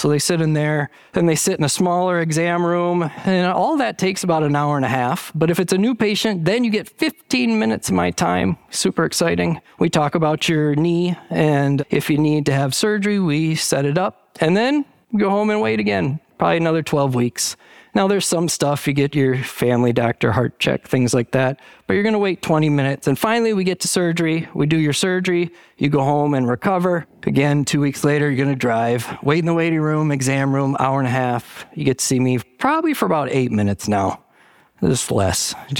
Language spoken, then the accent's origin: English; Michigan, United States; I grew up in the Valley, right in the Bay Area. Went to school by the bridge. Not that bridge. It was the Great Lakes Bay Area. It's less famous. It's in Michigan. The Saginaw Valley is about 50,000 people.